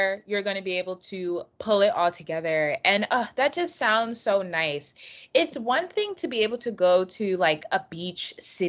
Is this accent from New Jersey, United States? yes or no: yes; New Jersey, United States; But I'm from North Jersey.